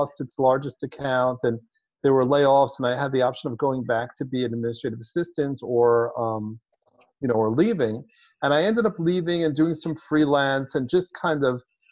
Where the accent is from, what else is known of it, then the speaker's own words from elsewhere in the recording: Israel; moved away as an adult; also born or lived in New York, United States; now in Palm Springs, United States; I was born in New York, but grew up overseas in Israel. And when I was 29, I moved back to the U.S.